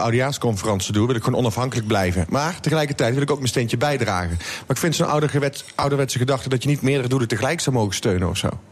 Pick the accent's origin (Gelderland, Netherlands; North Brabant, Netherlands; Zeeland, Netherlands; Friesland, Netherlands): North Brabant, Netherlands; Oss; mijn geboorteplaats